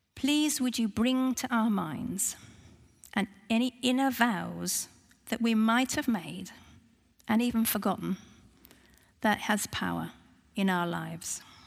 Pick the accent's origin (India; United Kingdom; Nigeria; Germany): United Kingdom; I'm very British